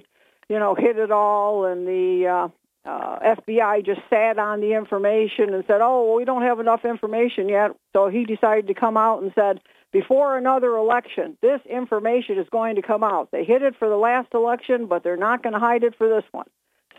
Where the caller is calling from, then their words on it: Binghamton, New York, United States; … from Bingo.